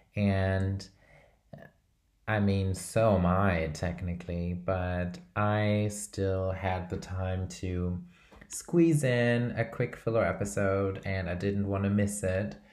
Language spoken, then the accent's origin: English; Brazil; I'm from Brazil